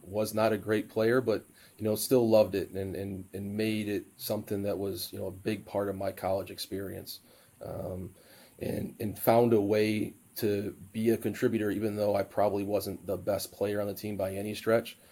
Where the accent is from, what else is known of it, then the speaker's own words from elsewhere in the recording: Sterling Heights, Michigan, United States; moved away; I said, well, city just north of Detroit called Sterling Heights